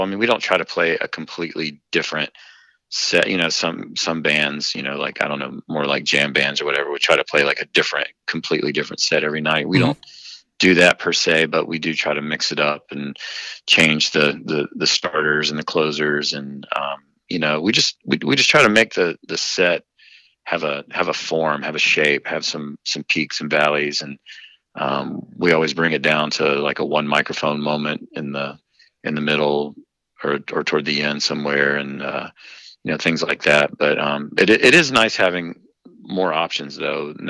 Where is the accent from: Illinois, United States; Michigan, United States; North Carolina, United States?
North Carolina, United States; Western; I grew up in Western North Carolina